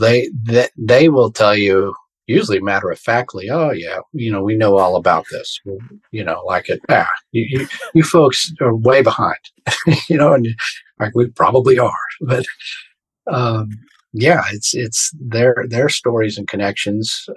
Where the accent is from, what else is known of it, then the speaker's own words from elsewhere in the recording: Fort Worth, Texas, United States; I was born in Fort Worth, Texas, the very essential cowboy town. You know, I got pictures of me in a cowboy hat when I was like 3